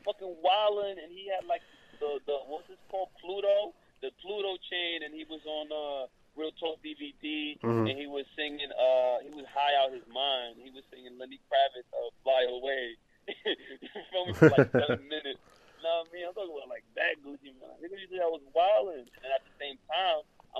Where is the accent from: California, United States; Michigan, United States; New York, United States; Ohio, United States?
New York, United States; also born or lived in Miami; I was born in New York, but I was raised between New York and Miami.